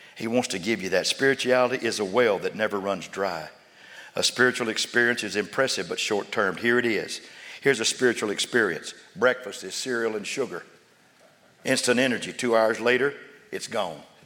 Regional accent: Sundown, Texas, United States; now in Austin, United States; I was raised in Sundown, Levelette

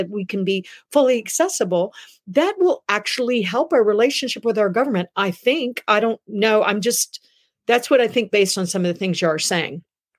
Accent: United States; just speaking as an American

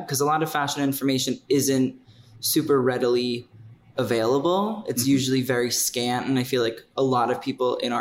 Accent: New York City, New York, United States; I'm from Staten Island originally

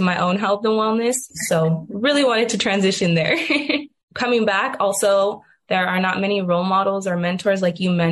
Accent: Tucson, Arizona, United States; I was born and raised on the Pascoyaki Reservation in Tucson, Arizona.

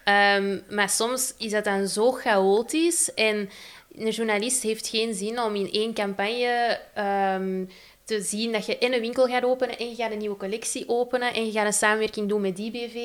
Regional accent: Antwerp, Flanders, Belgium; ik kom uit Antwerpen

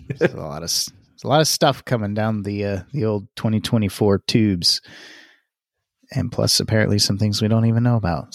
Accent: the South, United States; I'm from the South

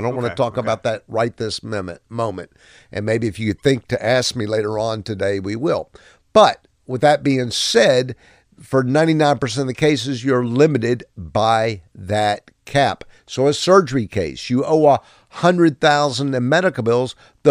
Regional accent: Pensacola, Florida, United States; Let me tell you a true Pensacola story, and please. I'm from Pensacola.

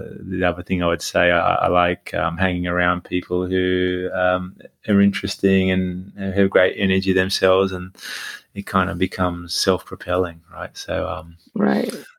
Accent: Australia; I'm Australian, and when they moved from Turkey to Australia

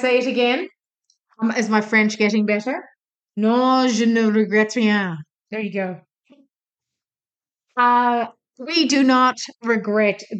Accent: Ireland; now in Australia; I'm from Ireland

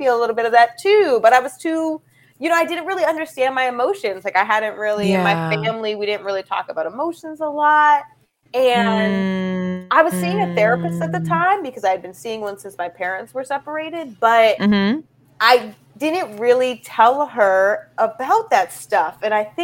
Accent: Boston, Massachusetts, United States; I'm from Boston.

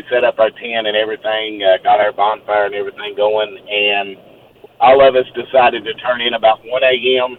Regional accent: Kentucky, United States; Okay, first and foremost, I'm from Kentucky. … down here

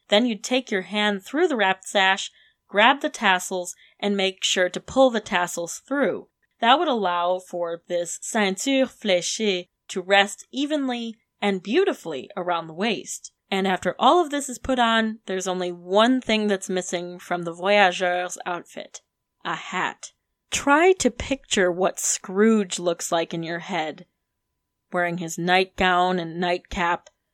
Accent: Detroit, Michigan, United States; now in Charlottesville, United States; growing up in Metro Detroit

